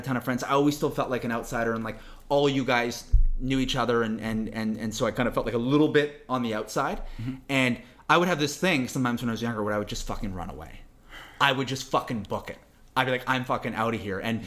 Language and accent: English; Vancouver, British Columbia, Canada; also born or lived in Toronto; I'm born and raised in Vancouver